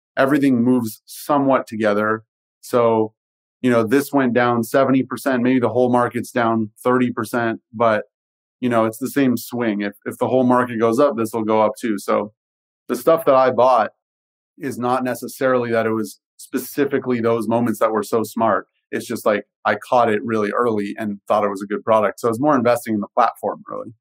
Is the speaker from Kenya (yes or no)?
no; Canada; i am Canadian